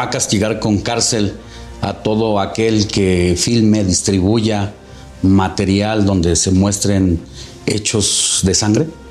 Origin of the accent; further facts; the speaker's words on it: Coahuila, Mexico; also born or lived in Mexico City / Acapulco; De Coahuila